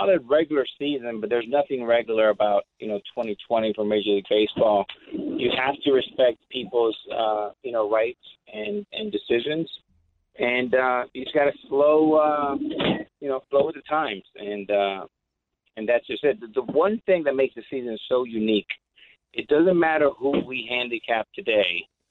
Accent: New York, United States; New York, you know, I'm a New Yorker

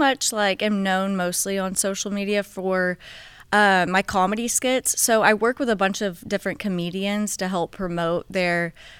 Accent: Texas, United States; I also just kind of do like outdoor Texas content. I'm from Texas

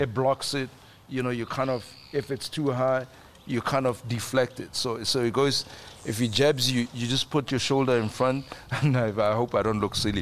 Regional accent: South Africa; as a South African actor

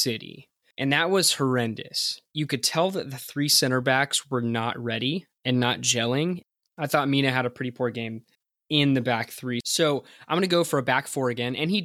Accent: United States; as an American fan

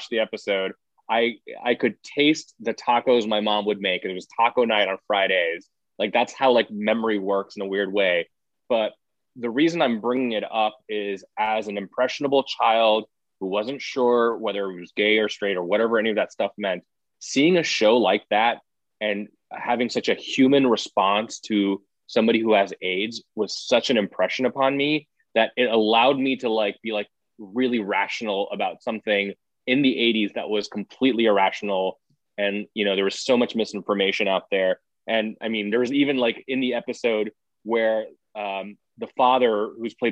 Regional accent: India; now in United States; as an immigrant growing up in India

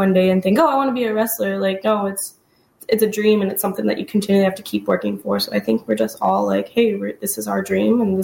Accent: Chicago, Illinois, United States; I'm a Chicagoan

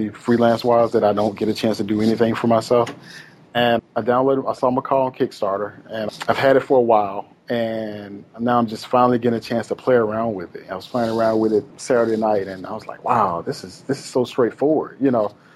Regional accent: Itta Bena, Mississippi, United States; I'm from a small town called Itabena, Mississippi

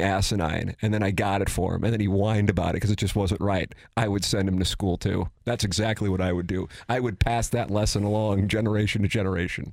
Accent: St. Louis, Missouri, United States; I grew up in South City

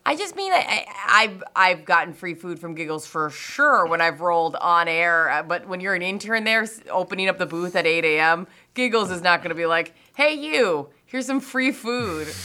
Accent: Stillwater, Minnesota, United States; we grew up in Stillwater

